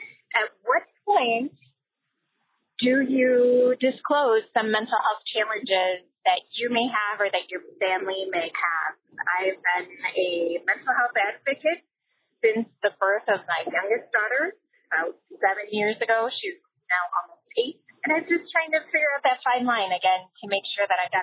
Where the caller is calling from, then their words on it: Milwaukee, Wisconsin, United States; I'm calling from Milwaukee, Wisconsin.